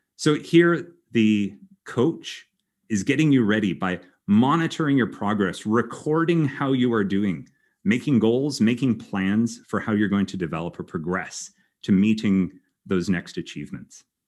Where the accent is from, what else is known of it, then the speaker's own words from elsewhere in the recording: Canada; moved away as an adult; also born or lived in Germany; now in Belgium; I am originally Canadian